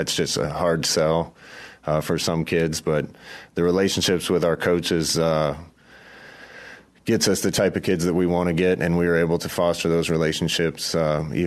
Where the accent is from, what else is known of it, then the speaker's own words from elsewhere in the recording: near Kearney, Nebraska, United States; right near my hometown. So we used to play Kearney Catholic all the time back then.